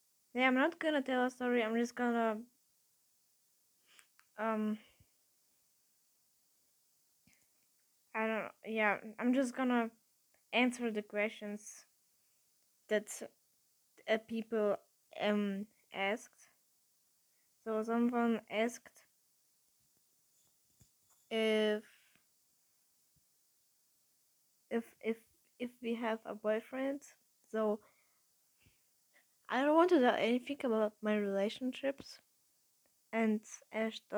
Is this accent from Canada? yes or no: no; Russia; I was born in Russia, but my nationality is actually German because my family is German.